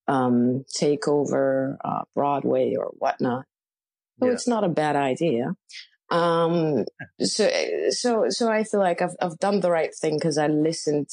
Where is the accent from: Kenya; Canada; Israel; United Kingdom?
Israel; Rishon LeZion, Central District; moved away as an adult; also born or lived in Tel Aviv; now in New York City, United States; I'm from a small place called Rishon LeZion, which is like 20 minutes from Tel Aviv. But I moved to Tel Aviv when I was 15